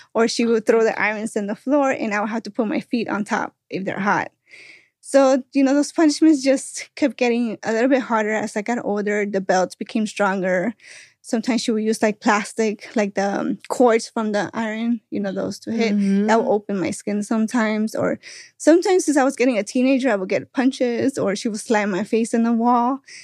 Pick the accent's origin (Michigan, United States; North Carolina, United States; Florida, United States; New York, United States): Florida, United States; moved away; I'm from Florida, so it's really hot over there